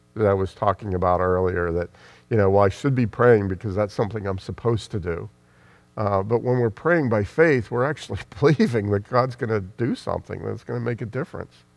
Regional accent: United States; I'm speaking as an American

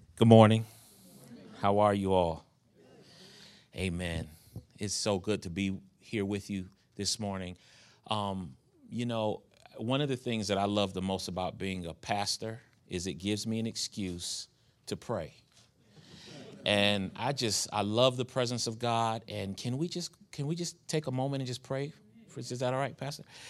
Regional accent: New York, United States; moved away as an adult; now in Charlotte, United States; I was a young kid growing up in New York, gang banging

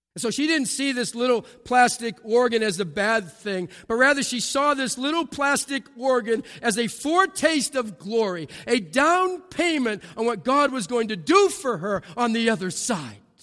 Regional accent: New England, United States; I'm from New England

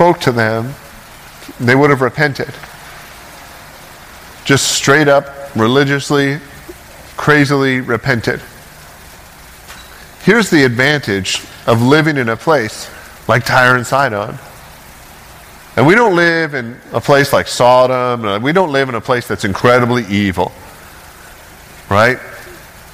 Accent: Ontario, Canada; also born or lived in Toccoa, Georgia; now in Oregon, United States; I grew up in Ontario, in Canada, which it makes Oregon look conservative where I'm from

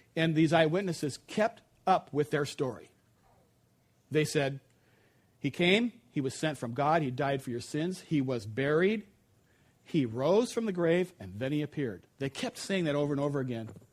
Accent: United States; as an American

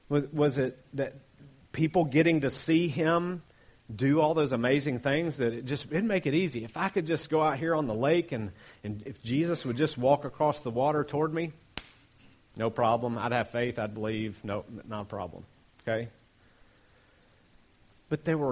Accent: Appalachia, United States; I'm Appalachian American

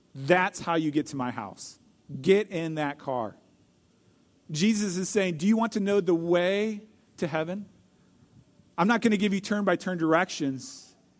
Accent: St. Louis, Missouri, United States; I grew up in Saint Louis, Missouri, and I was the youngest of five kids

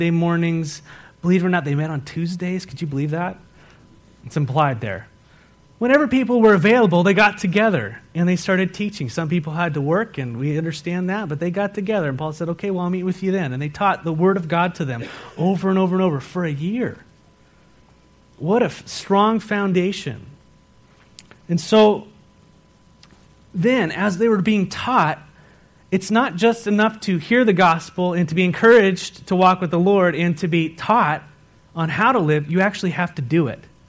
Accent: California, United States; now in Walla Walla, United States; being a Californian

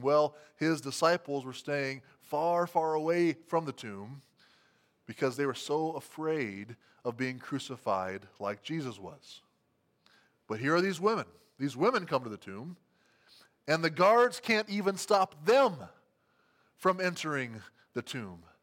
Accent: Albert City, Iowa, United States; my hometown of Albert City, Iowa

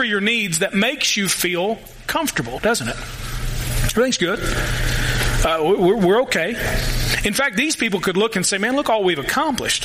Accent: United States

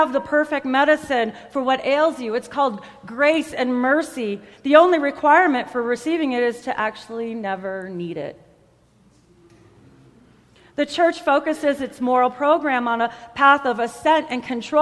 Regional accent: United States; I am an American

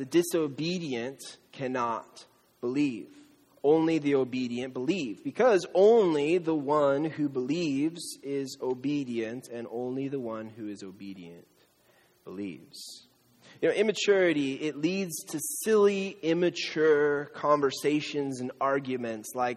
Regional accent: Camarillo, California, United States; I'm from Camarillo, the outlets

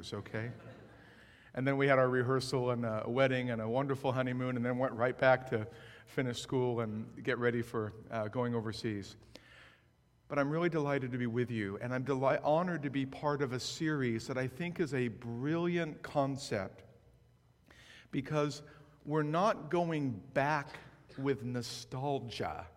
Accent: West Coast, United States; also born or lived in Framingham, Massachusetts; I grew up on the West Coast

